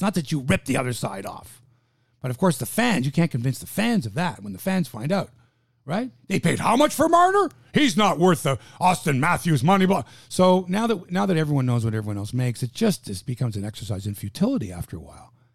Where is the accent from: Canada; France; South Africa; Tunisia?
Canada; we're Canadian